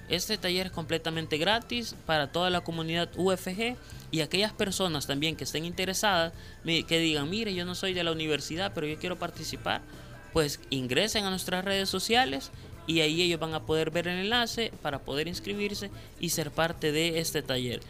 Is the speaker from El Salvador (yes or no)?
yes; El Salvador; podamos nosotros como, eh, como salvadoreños